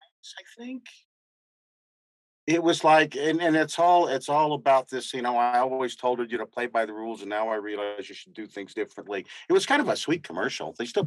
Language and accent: English; Texas, United States; accent: southern; moved away; also born or lived in New Mexico; I was born here in New Mexico. I was raised in Texas. My whole family is from Texas. So I grew up drinking sweet tea.